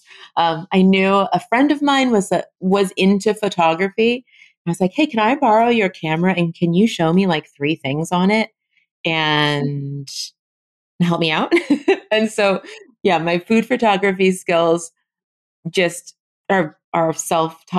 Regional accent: Los Angeles, California, United States; moved away as an adult; now in New Orleans, United States; I moved from Los Angeles to New Orleans in 2014. And my family lives in Los Angeles. It's where I grew up

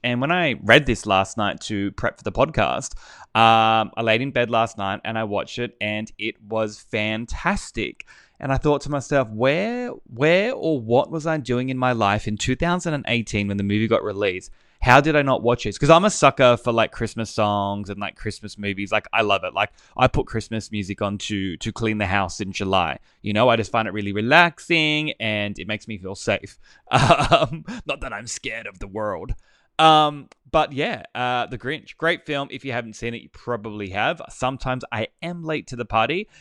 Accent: Australia; accent: bogan

